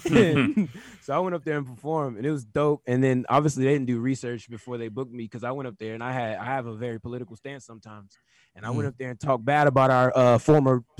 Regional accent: Katy, Texas, United States; I'm from KD

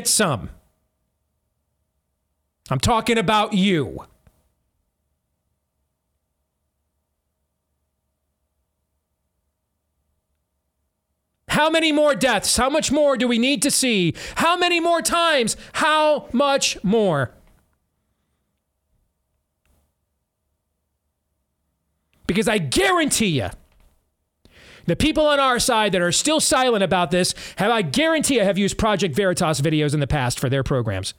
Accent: Iowa, United States; my home state of Iowa.

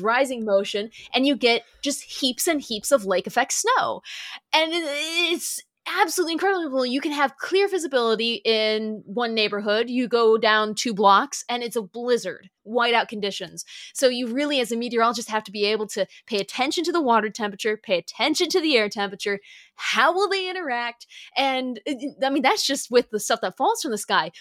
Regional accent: Michigan, United States; moved away as an adult; also born or lived in Sioux City, Iowa / Valparaiso, Indiana; my home state

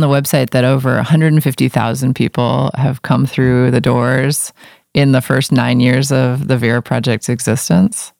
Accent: New York City, New York, United States; now in Portland, United States; I grew up in New York City

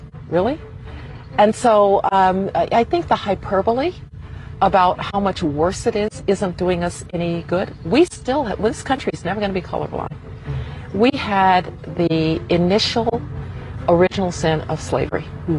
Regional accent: Alabama, United States; It sure doesn't feel worse than when I grew up in Jim Crow Alabama.

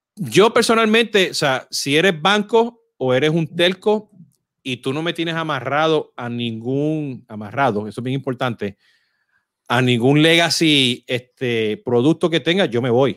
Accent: Puerto Rico

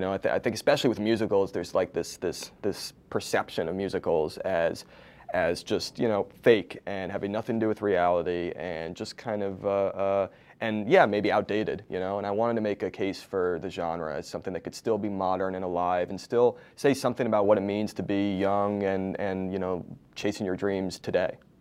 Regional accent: East Coast, United States; now in Los Angeles, United States; I live in L A now but I grew up on the East Coast

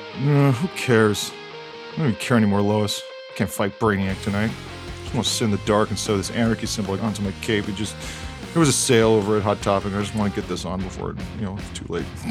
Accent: Hawaii, United States; growing up in Hawaii

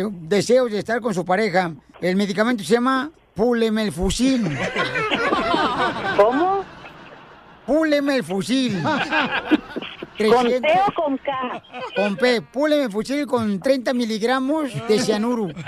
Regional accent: Sinaloa, Mexico; Fíjate que yo de niña en Sinaloa así estaba igual que ella ya.

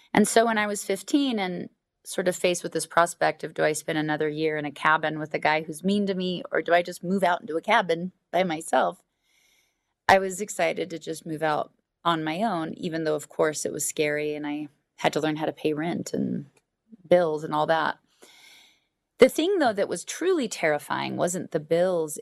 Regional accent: Alaska, United States; I was raised in Alaska

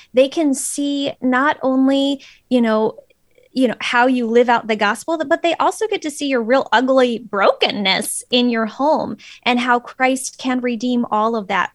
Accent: Phoenix, Arizona, United States; moved away as an adult; also born or lived in Florida / central Minnesota; now in Minnesota, United States; I'm originally from Phoenix

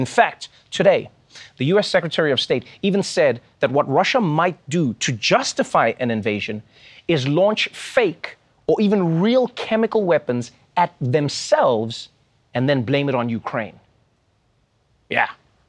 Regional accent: South Africa; now in New York, United States; which is a thing I didn't know when I came from South Africa. In South Africa, we're ready for anything all the time.

